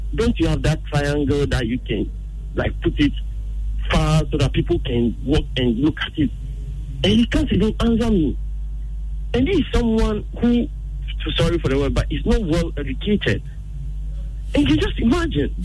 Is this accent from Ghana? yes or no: yes; Ghana; we ourselves, as Ghanaians